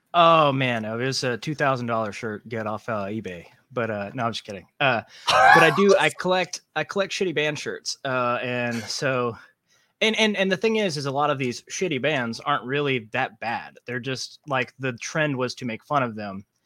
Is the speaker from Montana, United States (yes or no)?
no; Savannah, Georgia, United States; I'm from Savannah, Georgia